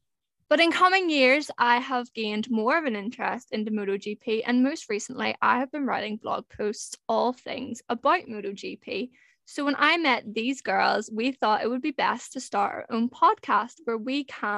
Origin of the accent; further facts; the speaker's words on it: Northern Ireland, United Kingdom; I am 22 and I am from Northern Ireland.